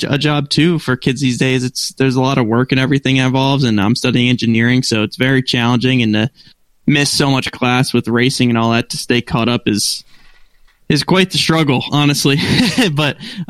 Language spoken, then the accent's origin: English; United States; now in Charlotte, United States; I'm from Connecticut, New York border